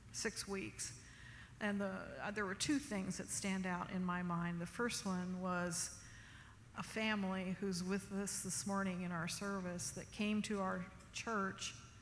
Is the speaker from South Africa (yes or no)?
no; Newton, Iowa, United States; now in Omaha, United States; I'm originally from Newton, Iowa, which is east of Des Moines, about a half an hour. The original Maytag company was headquartered there, and so that's my home state.